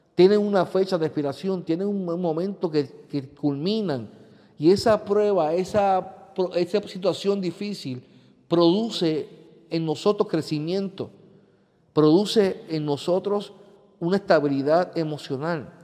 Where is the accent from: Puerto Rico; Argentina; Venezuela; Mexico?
Puerto Rico; vivimos como pueblo puertorriqueño